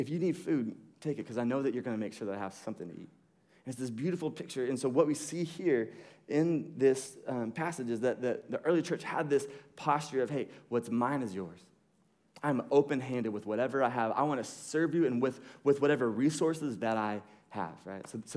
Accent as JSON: {"language": "English", "country": "United States", "said": "we grew up in America"}